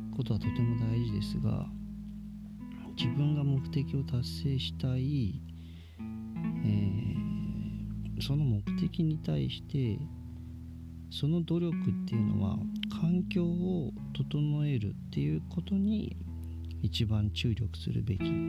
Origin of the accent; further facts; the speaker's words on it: Chiba, Japan; moved away as an adult; also born or lived in Miyazaki Prefecture; now in Miyazaki, Japan; 僕ずっと千葉県で生まれ育って、えー、千葉県の、まあ、海のないところで、えー、生活してたんですけど2011年に、えー、急に、まあ、当てもなく宮崎県に移住して